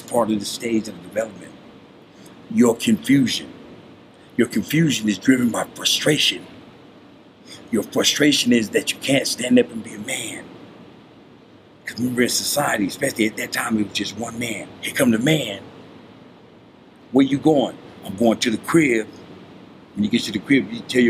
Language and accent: English; United States; I live in America. I was born here